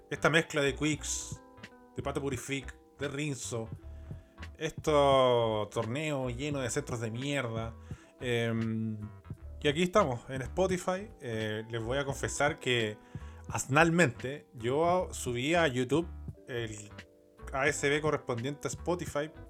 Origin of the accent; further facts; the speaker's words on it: Rancagua, O'Higgins, Chile; Yo soy de Rancagua. No, no soy de Rancagua en verdad. Eh, cuando pendejo viví ahí. En Rancagua, San Fernando, Sassón.